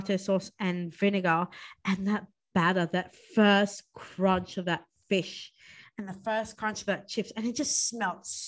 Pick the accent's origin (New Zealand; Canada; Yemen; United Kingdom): New Zealand; now in Australia; I grew up in New Zealand. So I've got both. I've got Australia and Kiwi